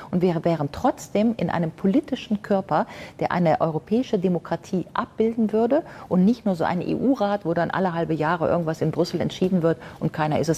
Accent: Rhineland, Germany; Ich komme aus dem Rheinland und ich weiß, da ist so Himmel und Erd, da fühle ich mich wohl, wenn ich in Köln oder Düsseldorf lande, das ist meins, Kirmes, Karneval, ja.

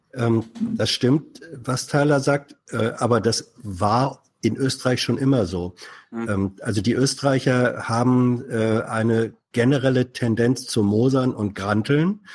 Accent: Northern Germany, Germany; als Norddeutscher

